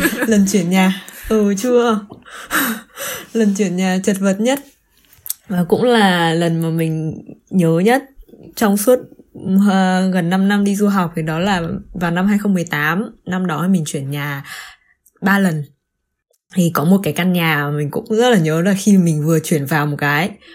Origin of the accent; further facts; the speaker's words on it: Vietnam; moved away as an adult; now in Germany; mình từ vừa từ Việt Nam quay trở lại Đức sau cái chuyến thăm nhà Tết